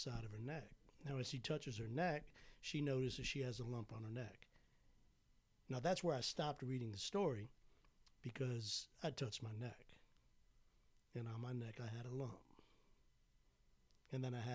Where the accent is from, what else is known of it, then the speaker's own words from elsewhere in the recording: Bowie, Maryland, United States; moved away as an adult; I'm originally from Bowie, Maryland, which is in between D.C. and Annapolis